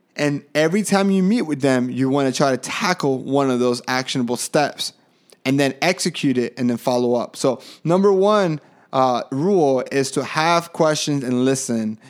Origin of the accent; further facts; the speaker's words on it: Colombia; moved away; I was from Colombia